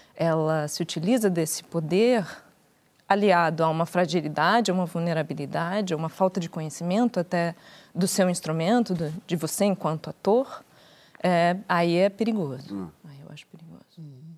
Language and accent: Portuguese; Curitiba, Paraná, Brazil; moved away as an adult; also born or lived in São Paulo; quando eu saí de Curitiba, que eu sou de Curitiba, e eu fui morar em São Paulo com 18